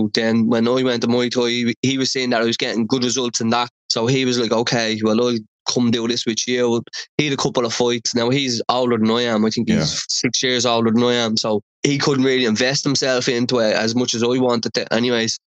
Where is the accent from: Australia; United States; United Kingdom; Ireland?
Ireland; Dublin, Leinster; I grew up in Dublin One, which is Dublin city centre